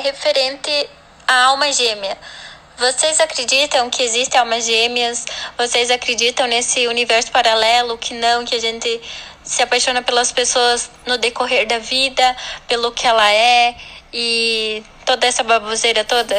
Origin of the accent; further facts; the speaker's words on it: Santa Catarina, Brazil; sou de Santa Catarina